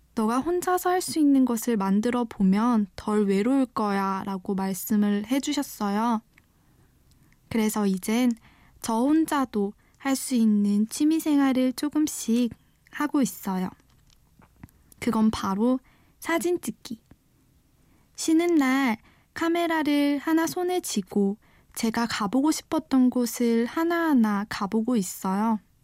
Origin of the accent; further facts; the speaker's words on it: Daegu, South Korea; moved away as an adult; now in Ilsan, South Korea; 대구에서 나고 자라서 대학까지 졸업을 했는데 첫 직장으로 경기도 일산까지 오게 됐어요.